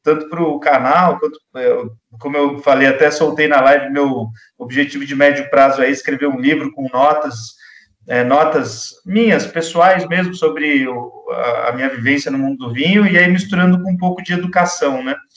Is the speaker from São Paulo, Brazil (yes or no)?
yes; São Paulo, Brazil; a gente é aqui de São José